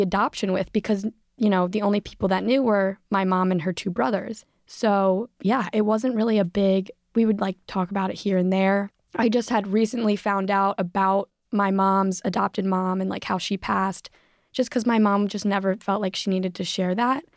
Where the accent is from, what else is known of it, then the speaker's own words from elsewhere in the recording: Philadelphia, Pennsylvania, United States; I grew up in Philadelphia